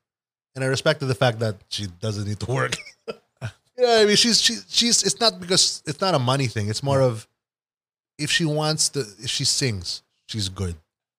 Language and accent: English; Manila, Metro Manila, Philippines; born there; No, I was born in Manila.